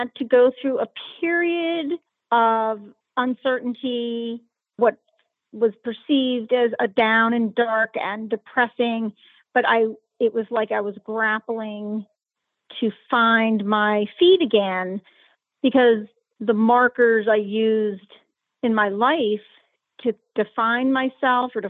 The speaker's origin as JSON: {"language": "English", "town": "Pittsburgh", "region": "Pennsylvania", "country": "United States", "said": "I am from Pittsburgh, Pennsylvania"}